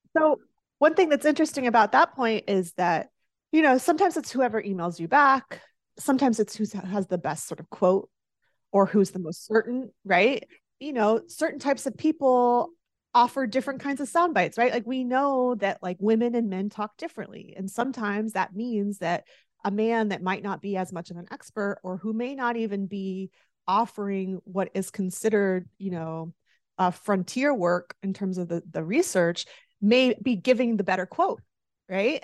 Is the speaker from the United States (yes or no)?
yes; the South, United States; I grew up in the South, and as you well know, football is close to religion in the South